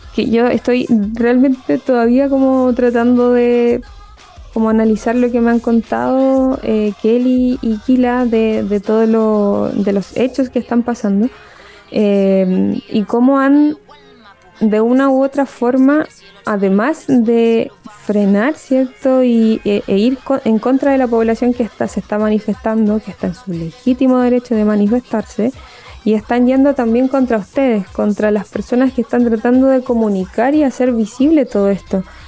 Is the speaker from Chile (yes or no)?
yes; Chile; nosotros como eh, chilenos